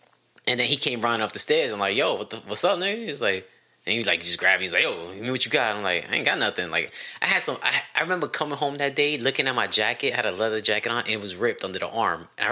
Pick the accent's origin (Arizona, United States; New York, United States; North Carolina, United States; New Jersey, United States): New York, United States; New York City; I am from Queens